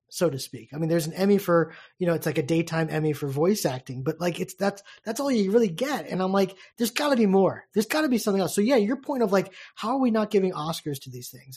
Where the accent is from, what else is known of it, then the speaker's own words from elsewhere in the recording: United States; a American baseball fan who's used to this game